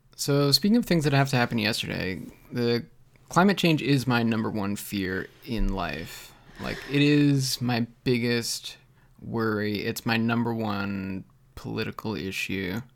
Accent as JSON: {"language": "English", "country": "Canada"}